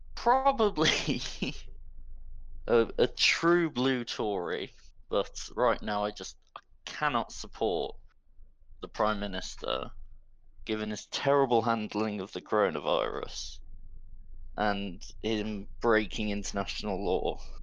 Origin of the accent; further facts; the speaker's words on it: Midlands, United Kingdom; I'm from the Midlands